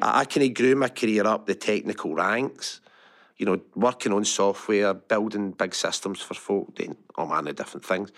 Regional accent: Larkhall, Scotland, United Kingdom; I grew up Lark Hall, went to Lark Hall Academy.

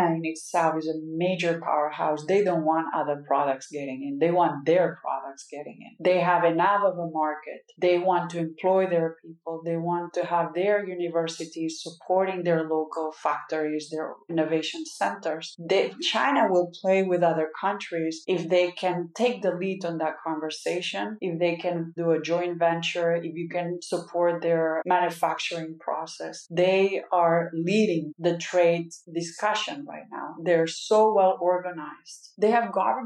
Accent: Catalonia, Spain; now in United States; I'm Catalan, but I'm also an American.

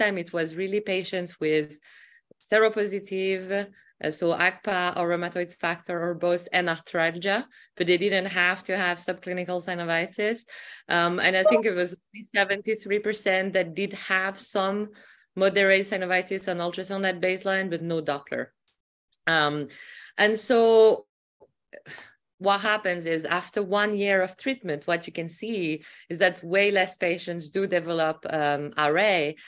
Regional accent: Glasgow, Scotland, United Kingdom; from Glasgow, UK.

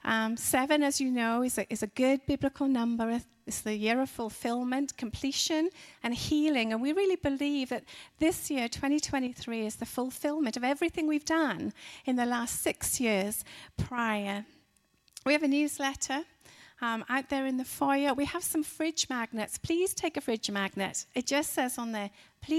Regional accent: Wales, United Kingdom; moved away as an adult; also born or lived in Dallas, Texas; we're from Wales in the UK

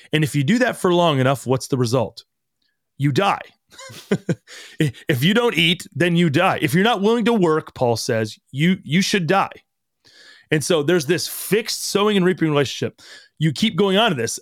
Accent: United States; we as growing up in America

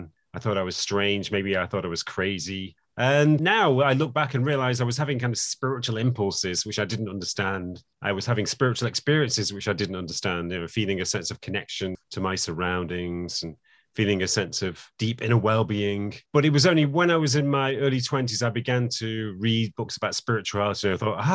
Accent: England, United Kingdom; I was born in England

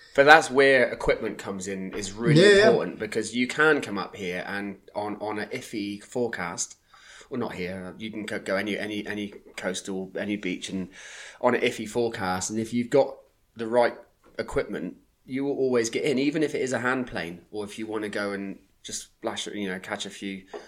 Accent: Plymouth, South West England, United Kingdom; now in Croyde, United Kingdom; I grew up in Plymouth, born in Plymouth

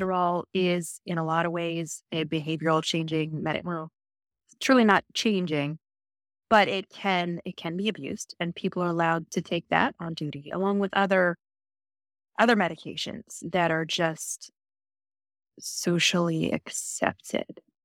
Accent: Virginia, United States; I was born and raised in Virginia

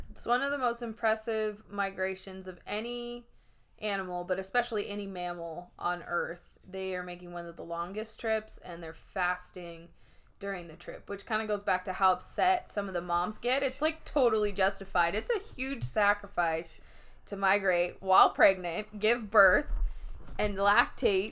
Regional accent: Oregon coast, United States; moved away; I grew up on the Oregon coast

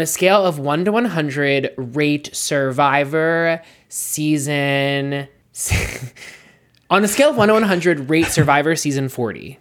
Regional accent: United States; I'm an American.

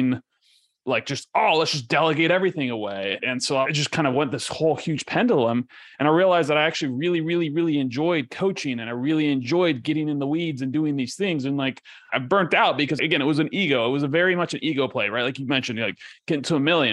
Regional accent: Ecuador; now in United States; I grew up in Ecuador, right? So and I grew up in a third world country.

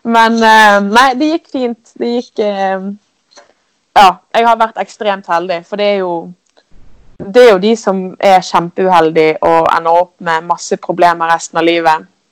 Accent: Askøy, Vestland, Norway; kommer jeg fra fra Askøy som ligger rett utenfor Bergen.

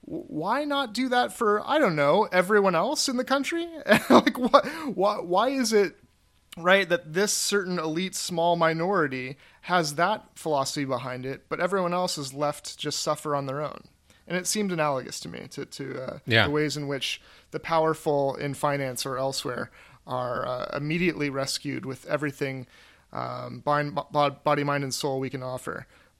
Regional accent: the South, United States; I'm a Southerner, true and true.

